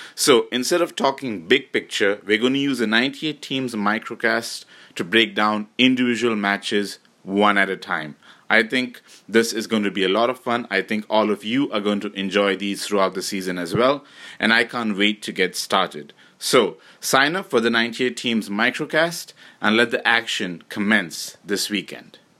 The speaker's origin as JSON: {"language": "English", "country": "Canada"}